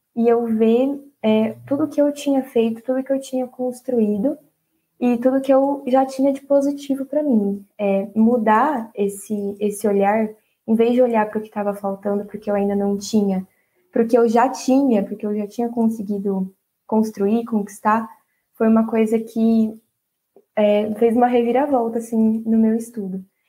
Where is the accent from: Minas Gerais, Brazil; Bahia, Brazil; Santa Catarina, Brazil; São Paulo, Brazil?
São Paulo, Brazil; Bauru; Eu sou de Bauru mesmo